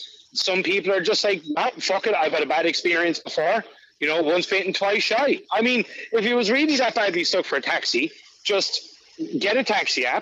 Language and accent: English; Dublin, Leinster, Ireland; moved away; I'm originally from Blanchardstown